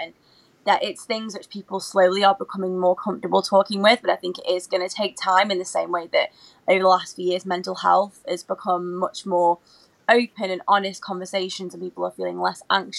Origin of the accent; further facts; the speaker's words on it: Stoke-on-Trent, West Midlands, United Kingdom; So my story is a bit of a traditional girl who grew up in a small town. I'm originally from Stoke-on-Trent in the Midlands.